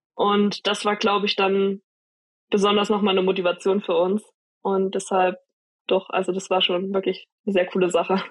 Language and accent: German; Jena, Thuringia, Germany; ich wurde geboren in Jena. Ah, aber nee. ich wo, also meine Eltern wohnen tatsächlich nur 20 Minuten weg von Oberhof. Also okay. habe ich schon immer in der Nähe gewohnt